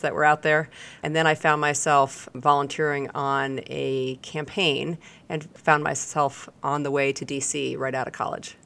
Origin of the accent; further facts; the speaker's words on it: outside of Boston, Massachusetts, United States; moved away as an adult; also born or lived in Washington, D.C.; I grew up outside of Boston